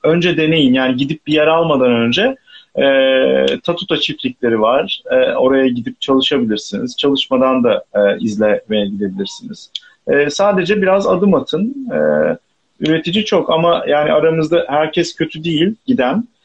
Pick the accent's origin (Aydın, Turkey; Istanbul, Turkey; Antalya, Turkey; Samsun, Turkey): Istanbul, Turkey; İstanbul'da doğup büyüdüğüm için burada da kalamıyorum